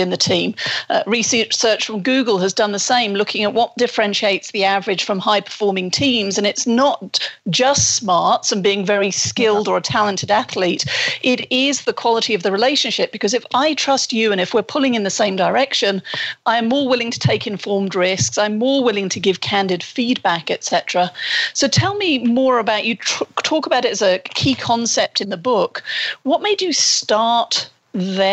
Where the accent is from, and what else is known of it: United Kingdom